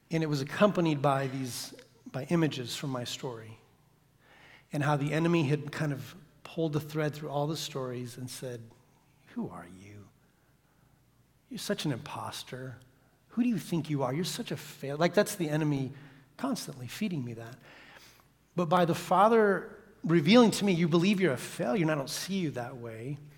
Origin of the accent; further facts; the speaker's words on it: Santiago, Santiago Metropolitan Region, Chile; we grew up in Santiago, Chile, in the big city, 4 million people. And we lived in the suburbs